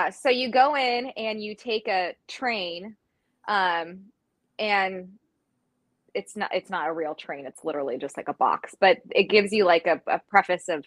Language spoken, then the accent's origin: English; Oregon, United States; I'm from Oregon